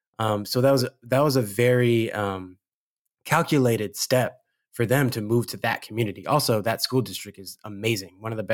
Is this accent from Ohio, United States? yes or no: no; Ladera Heights, California, United States; we moved around kind of a lot and then settled pretty much, you know, the beginning of my formative years to when I left for college. We were first in Ladera Heights